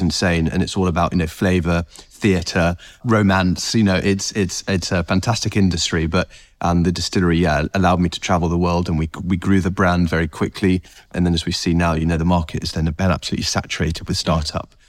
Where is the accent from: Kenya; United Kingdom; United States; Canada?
United Kingdom; North Herefordshire, West Midlands; I grew up in North Herefordshire